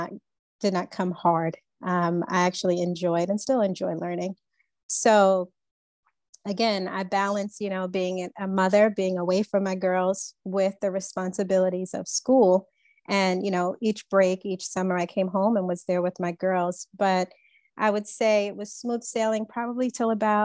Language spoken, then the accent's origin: English; Long Island, New York, United States; I grew up on Long Island